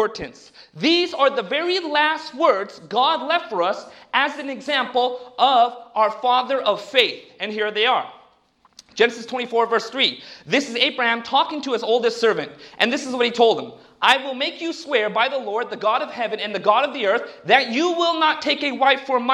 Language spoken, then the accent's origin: English; Southern California, United States; I grew up down in Southern California, between the Indian culture and between the secular Western culture